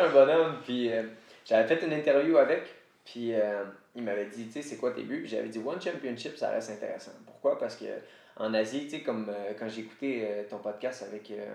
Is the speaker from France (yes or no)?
no; Quebec, Canada; first language French; Je viens du Québec, fait que je vais continuer de parler français